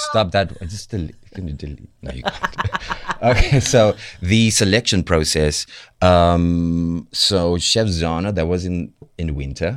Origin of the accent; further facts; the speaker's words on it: Cape Town, Western Cape, South Africa; accent: thick Cape Flat slash Joburg North; I'm from the Cape Flats.